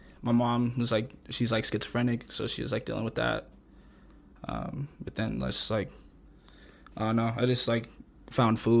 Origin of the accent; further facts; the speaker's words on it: Pueblo, Colorado, United States; I grew up on 7th Street on the east side.